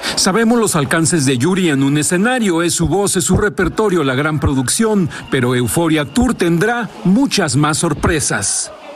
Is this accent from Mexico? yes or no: yes; Mexico; como los mexicanos hacemos